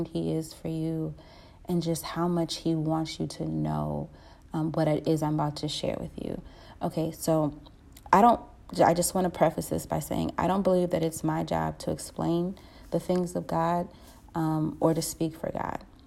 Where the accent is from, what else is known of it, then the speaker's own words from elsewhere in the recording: Cleveland, Ohio, United States; I'm from Cleveland, Ohio